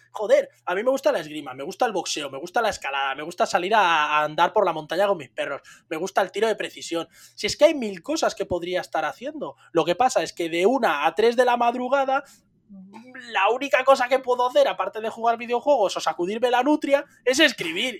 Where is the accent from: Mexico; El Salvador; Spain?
Spain; los españoles somos gente bendecida y maldita